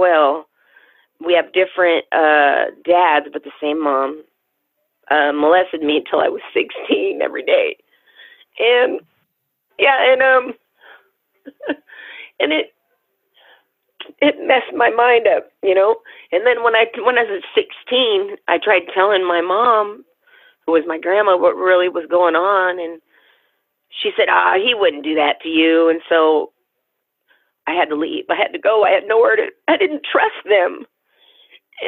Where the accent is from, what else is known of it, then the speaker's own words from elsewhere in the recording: Tacoma, Washington, United States; I was born in Tacoma, Washington.